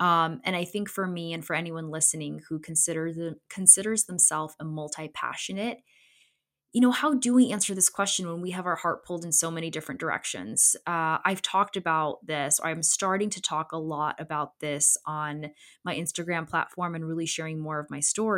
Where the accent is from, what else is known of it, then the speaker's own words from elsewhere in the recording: Connecticut, United States; also born or lived in Poland; I was born in Poland in 92 and I'm an immigrant. I came over with my family in 94 after my brother was born shortly. And my upbringing in Poland and me growing up as a Polish immigrant in Connecticut